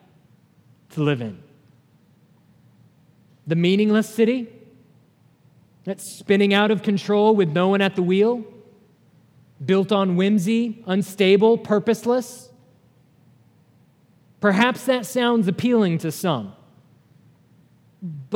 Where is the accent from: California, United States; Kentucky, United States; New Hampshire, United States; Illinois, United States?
New Hampshire, United States; moved away; I grew up in New Hampshire